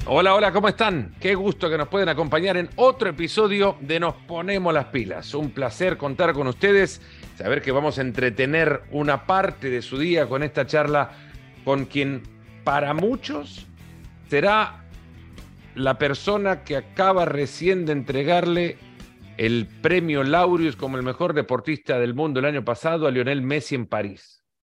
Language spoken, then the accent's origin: Spanish; El Salvador; Yo que crecí en El Salvador